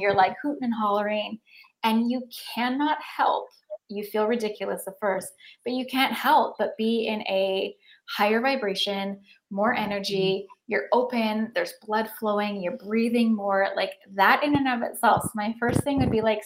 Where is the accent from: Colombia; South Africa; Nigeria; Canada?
Canada; Lake Cowichan, British Columbia; also born or lived in Mill Bay / Nanaimo; now in Victoria, Canada; I'm from Lake Cowichan.